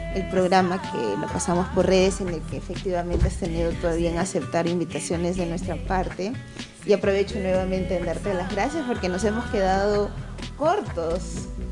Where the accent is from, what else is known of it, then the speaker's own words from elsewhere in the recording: Lima, Peru; somos limeños, limeños de pura cepa, como se dice en términos, término, limeños mazamorreros